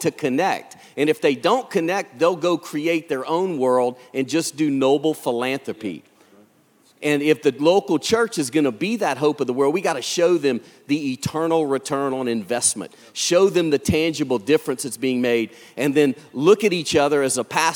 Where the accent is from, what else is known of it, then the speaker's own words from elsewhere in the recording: Lafayette, Louisiana, United States; born and raised in South Louisiana. We're from a Cajun family, a real Cajun family, and in Lafayette, Louisiana, the heart of Cajun country.